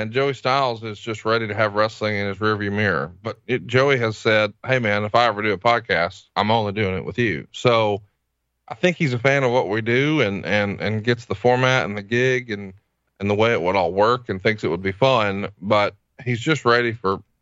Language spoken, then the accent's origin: English; United States; right here in my hometown